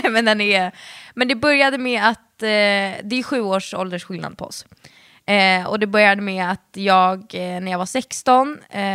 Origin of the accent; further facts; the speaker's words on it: Stockholm, Stockholm County, Sweden; accent: Stockholmska; jag prata stockholmska